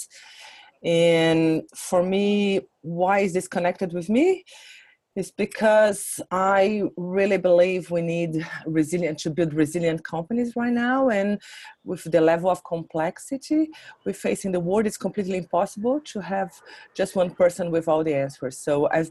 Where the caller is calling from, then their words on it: New Zealand; I'm calling from New Zealand